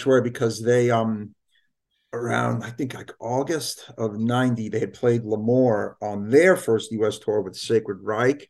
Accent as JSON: {"language": "English", "town": "New York City", "region": "New York", "country": "United States", "tie": "born or raised there", "said": "I grew up in New York City, Brooklyn"}